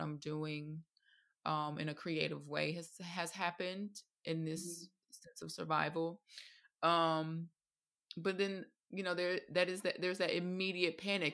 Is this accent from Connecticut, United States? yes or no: no; Atlanta, Georgia, United States; now in London, United Kingdom; originally from Atlanta, Georgia, in the States, and now living in London, England